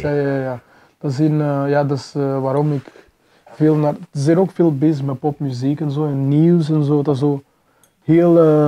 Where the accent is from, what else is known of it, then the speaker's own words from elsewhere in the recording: Mozambique; now in Belgium; ik ben geboren in Mozambique